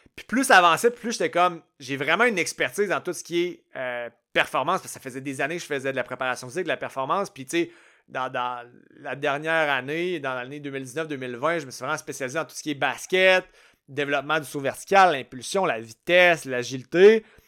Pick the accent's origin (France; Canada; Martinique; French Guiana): Canada; je suis canadien, je suis pas né dans le bon pays